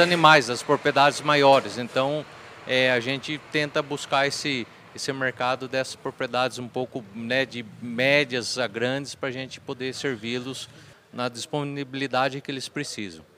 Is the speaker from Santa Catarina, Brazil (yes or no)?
no; Porangaba, São Paulo, Brazil; Nasci em Porangaba